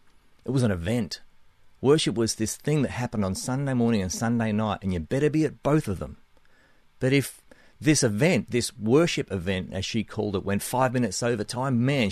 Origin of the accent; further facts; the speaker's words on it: Australia; accent: between Australian and New Zealand; also born or lived in Nashville, United States; now in New Zealand; I'm beaming in to make this podcast from my home in New Zealand, but I'm originally from Australia. That's the accent, somewhere between Australia and New Zealand, I guess.